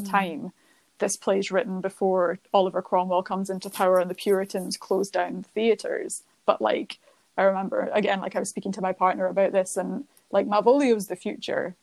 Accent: Scotland, United Kingdom; as a Scottish person

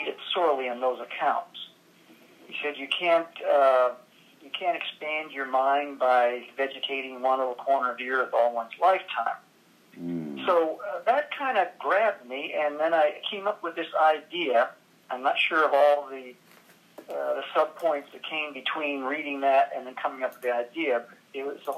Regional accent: Alberta, Canada; moved away; I grew up in Alberta, Canada, in a little town of 2,000 people, and I left home when I was 17

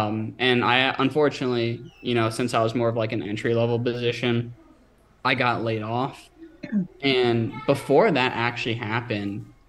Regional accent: Northern Virginia, United States; so I'm from Northern Virginia and there's a lot of money and opportunity there

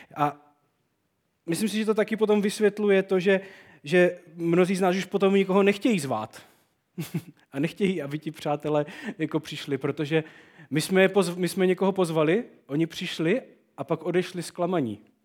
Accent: Czechia; u nás v Čechách

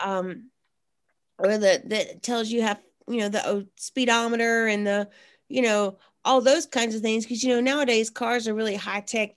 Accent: South Mississippi, United States; when I was growing up in South Mississippi

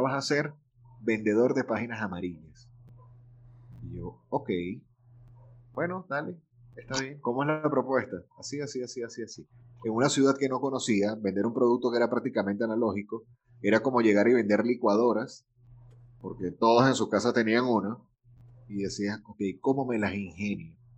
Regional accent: Venezuela; also born or lived in Caracas / Valencia, Venezuela; del país de donde soy. Venezuela

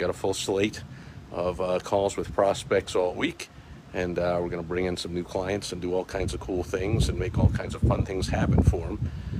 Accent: New York, United States; now in Arizona, United States; I grew up in New York

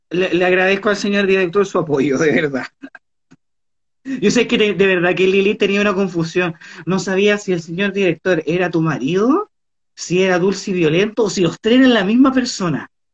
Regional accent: Valparaíso, Chile; fui criada en Valparaíso

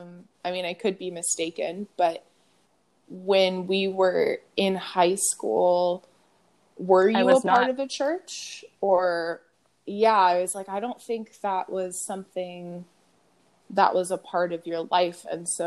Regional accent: Bay Area, California, United States; the things that we grew up with growing up in the Bay Area.

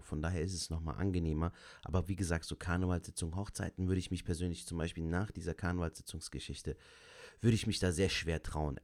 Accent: Cologne, North Rhine-Westphalia, Germany; Köln ist so meine Heimat. Ich kann mir auch nicht vorstellen, hier wegzuziehen, weil ich bin hier geboren und aufgewachsen.

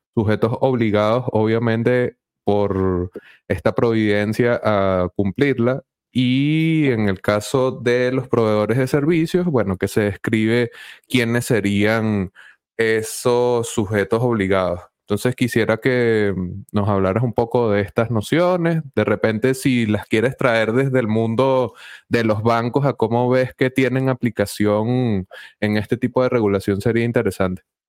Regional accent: Venezuela; como venezolanos y teniendo un proyecto Bitcoin en Venezuela

